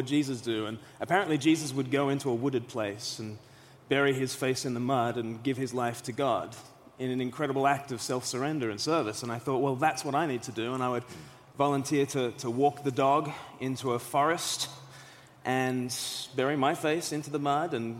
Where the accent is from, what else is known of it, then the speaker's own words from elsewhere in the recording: Australia; now in United Kingdom; I'm from Australia originally